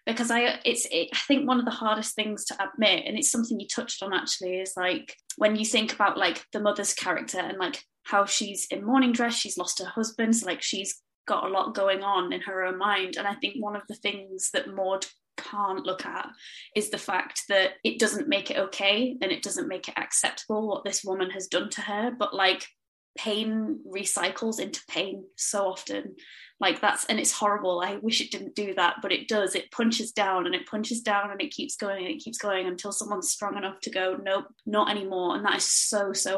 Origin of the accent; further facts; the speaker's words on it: Cumbria, North West England, United Kingdom; I grew up in Cumbria, but my family are all from Yorkshire